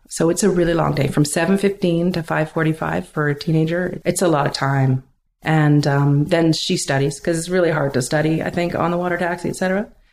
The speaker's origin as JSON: {"language": "English", "town": "Vancouver", "region": "British Columbia", "country": "Canada", "tie": "born or raised there", "lives_now": "Pender Island, Canada", "said": "When I was growing up in Vancouver"}